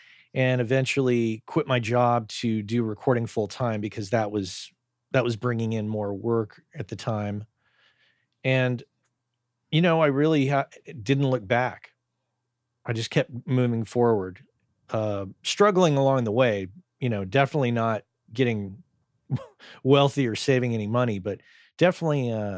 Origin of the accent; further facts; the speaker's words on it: New Mexico, United States; I grew up in New Mexico, state of New Mexico.